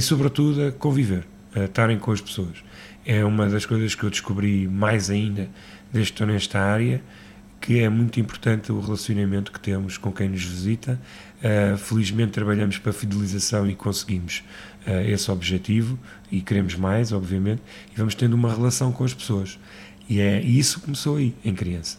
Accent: Lisbon, Portugal; eu nasci em Lisboa uh, e sempre tive o Alentejo em Lisboa

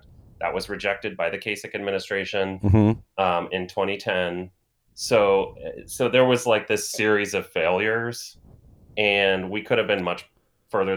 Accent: Plain City, Ohio, United States; I am from Plain City

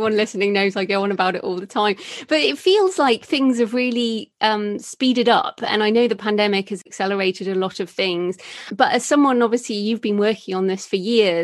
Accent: United Kingdom; I'm a British female.

